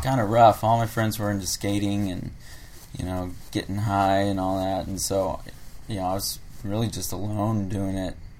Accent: South Bay, California, United States; also born or lived in Harbor City / Redondo Beach / Torrance / Lomita; now in Los Angeles, United States; I'm originally from the South Bay

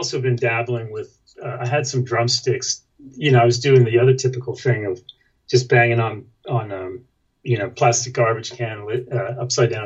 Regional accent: Florida, United States; also born or lived in New York; we moved to Florida where I grew up. I was born in New York, family moved to Florida, and I grew up there, went to school there

